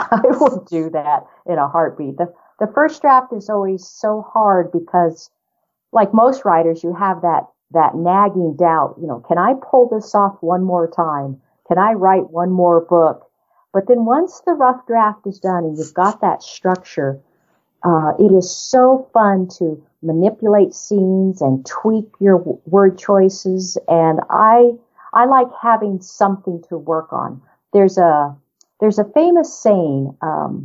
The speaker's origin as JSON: {"language": "English", "region": "New Mexico", "country": "United States", "tie": "born or raised there", "also_born_or_lived": "southern Colorado", "moved": "yes", "lives_now": "Colorado, United States", "said": "I grew up in New Mexico, and as did most of my family, in fact, and I now live in southern Colorado"}